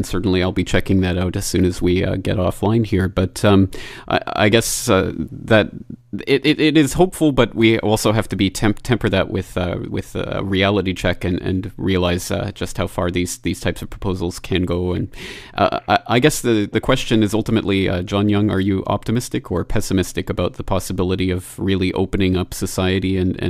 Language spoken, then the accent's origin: English; Canada; And speaking as a Canadian, obviously we don't really have that same level of protection of freedom of speech.